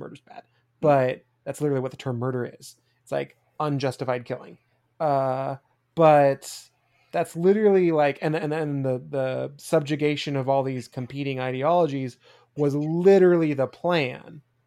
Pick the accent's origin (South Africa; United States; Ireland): United States; growing up in the States